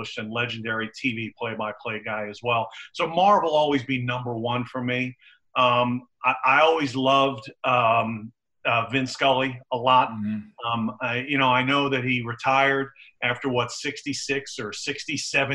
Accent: New York City, New York, United States; now in Houston, United States; I was growing up in Brooklyn, New York.

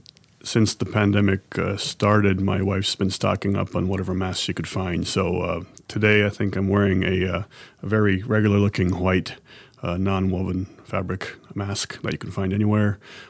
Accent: Japan; born or raised there

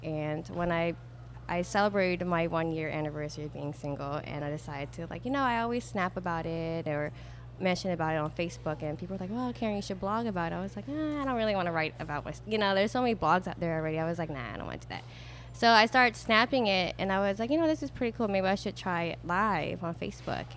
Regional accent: Maryland, United States; now in Buras, Louisiana, United States; I'm from Maryland

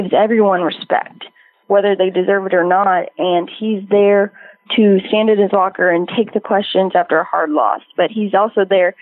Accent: Albuquerque, New Mexico, United States; I grew up in Albuquerque, New Mexico

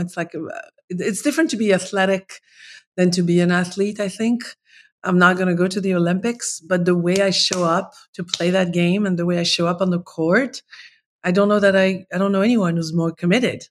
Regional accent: Paris, Île-de-France, France; moved away; I'm from Paris. Like, I'm a, I'm a city girl

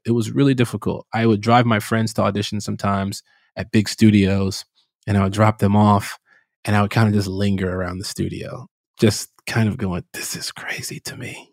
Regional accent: Chicago, Illinois, United States; I grew up in Chicago, uh, south side of Chicago

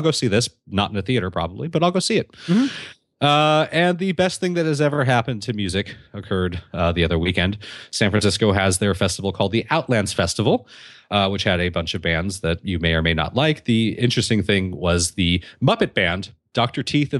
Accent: Canada; I was complimented on my excellent English by a girl from Ohio. I'm Canadian.

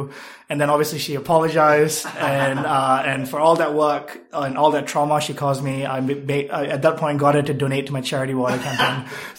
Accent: Malaysia; now in United States; I am originally from Malaysia, and prior to moving to the US, I lived in 7+ countries. So been here for 4 years and love it.

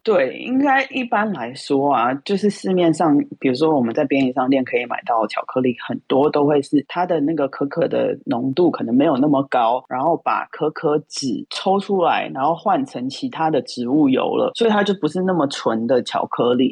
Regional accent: Taiwan; 我们台湾人就是很喜欢饭后也吃一点甜的嘛

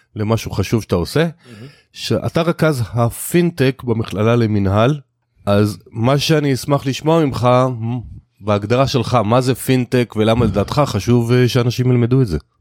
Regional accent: Israel; אנחנו ישראלים

